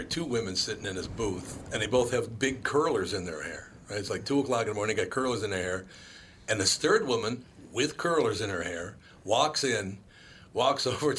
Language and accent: English; Minneapolis, Minnesota, United States; Here, like, I grew up in Minneapolis, and if I go up north, I cannot understand what they're saying.